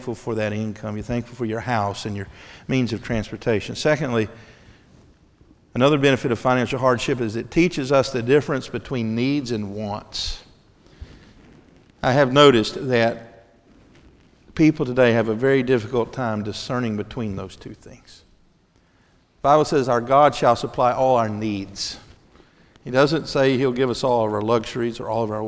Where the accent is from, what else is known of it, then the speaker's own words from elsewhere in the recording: Mississippi, United States; I'm from Mississippi